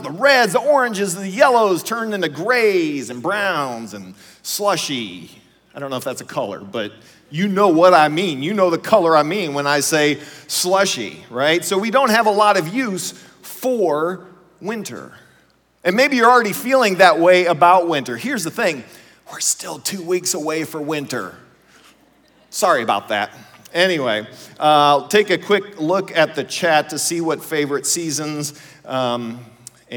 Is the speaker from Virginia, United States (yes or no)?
no; Ohio, United States; we grew up in Ohio